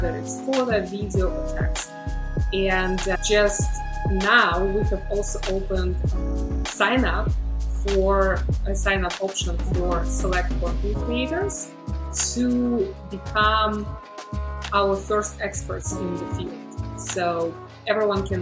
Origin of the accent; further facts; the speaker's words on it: Belarus; moved away as an adult; also born or lived in Chicago, United States; now in United States; I was born in Belarus, which is also known as the last dictatorship in Europe.